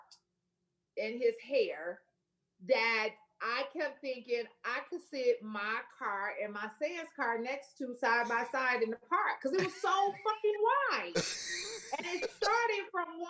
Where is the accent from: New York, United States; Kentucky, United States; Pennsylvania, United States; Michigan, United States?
Michigan, United States; Flint; moved away as an adult; now in Memphis, United States; I'm from Flint, Michigan.